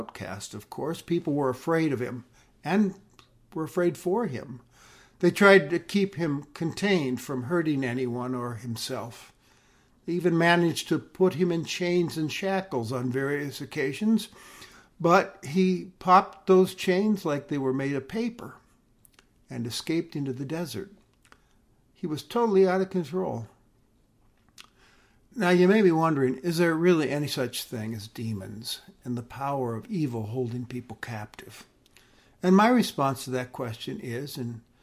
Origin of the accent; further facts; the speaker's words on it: United States; We've always cherished our freedom as Americans